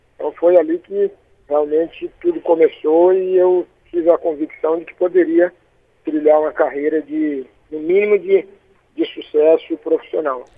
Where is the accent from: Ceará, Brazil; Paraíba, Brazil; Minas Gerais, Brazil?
Ceará, Brazil; Fortaleza; also born or lived in Chaval; Eu sou natural, nascido e criado na Aerolândia, no meu, no meu querido Lagamar.